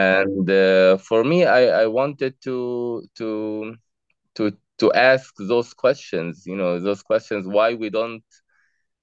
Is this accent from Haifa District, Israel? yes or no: no; Jaffa, Tel Aviv District, Israel; I was born in Jaffa, in a mixed city.